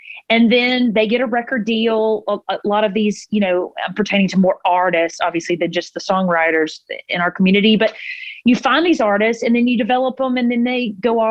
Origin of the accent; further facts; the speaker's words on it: Mississippi, United States; now in Nashville, United States; growing up in Mississippi